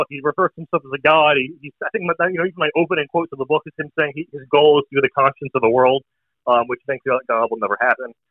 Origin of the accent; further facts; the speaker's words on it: New Jersey, United States; Uh, New Jersey.